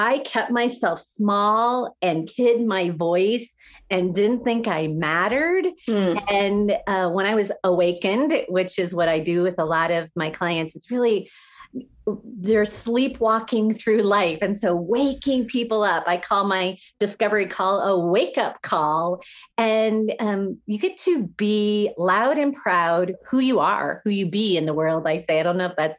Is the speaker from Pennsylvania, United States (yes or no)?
no; Iowa, United States; I went to high school here, was raised in Iowa, went to college in Iowa